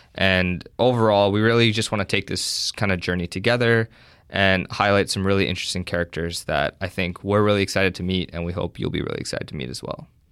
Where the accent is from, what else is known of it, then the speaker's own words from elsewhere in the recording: Hamilton, Ontario, Canada; I'm actually from Hamilton. I, uh, went away for my undergrad, but now I'm back